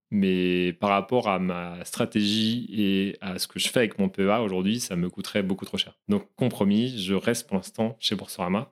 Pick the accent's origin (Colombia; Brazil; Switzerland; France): France; Brittany; je suis breton d'origine